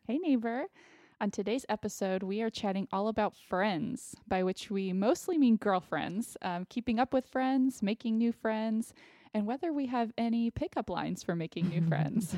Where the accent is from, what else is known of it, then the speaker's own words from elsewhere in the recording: Austin, Texas, United States; moved away as an adult; also born or lived in Connecticut; growing up in Austin, I have, I do still have some friends from, uh, elementary school